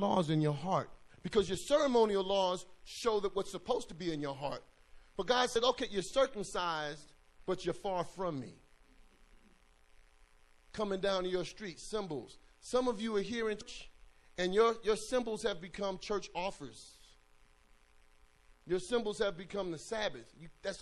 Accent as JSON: {"language": "English", "region": "New York", "country": "United States", "tie": "born or raised there", "moved": "yes", "said": "when I was growing up in New York, we had a number of gangs"}